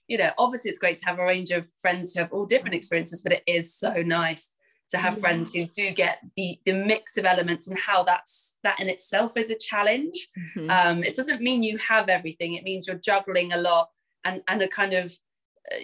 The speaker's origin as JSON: {"language": "English", "region": "London", "country": "United Kingdom", "said": "I am from England, as you may hear, from London"}